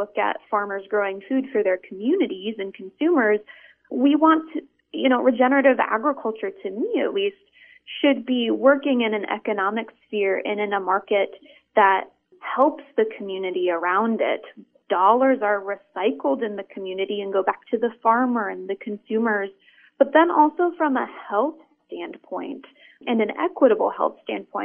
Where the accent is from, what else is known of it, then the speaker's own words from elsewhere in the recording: Iowa, United States; I grew up in Iowa surrounded by cornfields